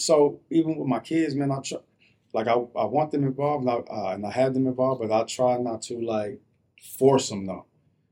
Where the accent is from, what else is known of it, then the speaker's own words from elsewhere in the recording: Denver, Colorado, United States; also born or lived in New Jersey; I was born in New Jersey, but moved to Denver when I was about 6, 7